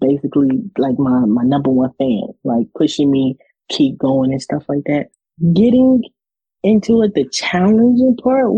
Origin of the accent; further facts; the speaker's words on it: United States; also born or lived in Ponchatoula, Louisiana; I'm from the United States of America.